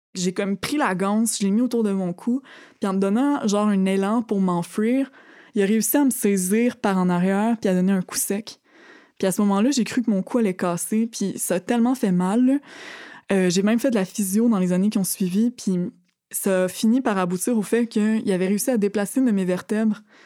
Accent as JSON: {"language": "French", "town": "Thetford Mines", "region": "Quebec", "country": "Canada", "moved": "as an adult", "said": "je viens de Thetford Mines"}